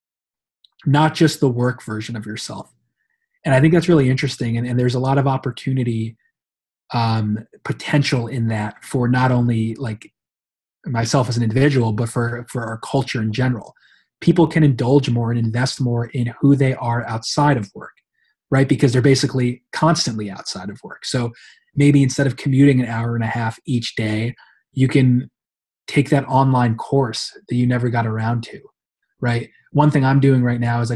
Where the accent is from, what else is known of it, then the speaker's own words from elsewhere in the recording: New York, United States; I'm from New York